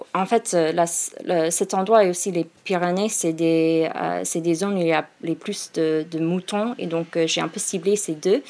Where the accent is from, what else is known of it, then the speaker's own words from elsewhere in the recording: Seattle, Washington, United States; French is a second language; moved away as an adult; also born or lived in Phoenix, Arizona, United States; now in Paris, France; je viens de, de Seattle et en fait je suis née à, Phoenix